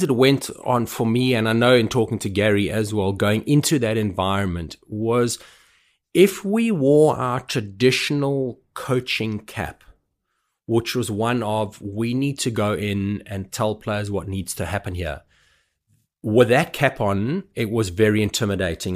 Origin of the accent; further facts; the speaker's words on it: South Africa; having been brought up as a South African